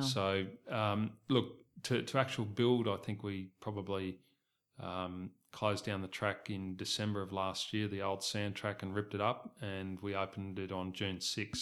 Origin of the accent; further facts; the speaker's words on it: Southeast Queensland, Australia; moved away; I was originally from Queensland and, and grew up in a racing family. My parents bred horses in Southeast Queensland